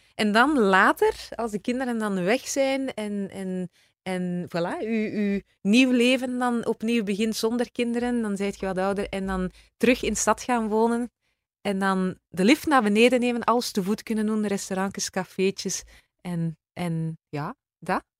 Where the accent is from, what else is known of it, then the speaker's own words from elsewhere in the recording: Izegem, Flanders, Belgium; accent: West Flemish; also born or lived in countryside between Mechelen and Leuven; now in between Mechelen and Leuven, Belgium; Ik ben West-Vlaamse eigenlijk. Hè. Ik ben van Izegem.